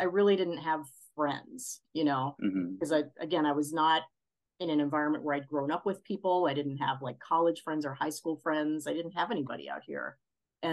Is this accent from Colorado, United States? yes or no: no; New York City, New York, United States; moved away as an adult; also born or lived in Boston, Massachusetts; now in California, United States; mostly in New York City